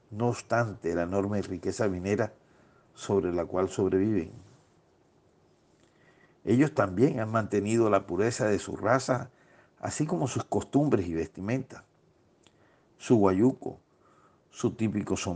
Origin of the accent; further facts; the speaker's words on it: Barranquilla, Atlántico, Colombia; para que diera por resultado lo que hoy somos los barranquilleros, atlanticenses y costeños en general, extrovertidos, francos, optimistas, laboriosos y con la alegría flor de piel.